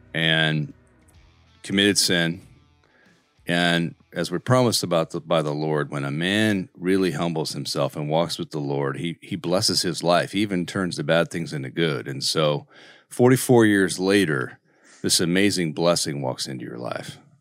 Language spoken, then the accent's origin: English; Colorado, United States; I'm from Colorado